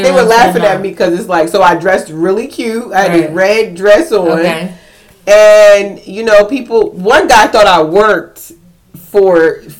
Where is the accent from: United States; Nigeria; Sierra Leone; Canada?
Sierra Leone; She thought I was African, but I am. I'm from Sierra Leone.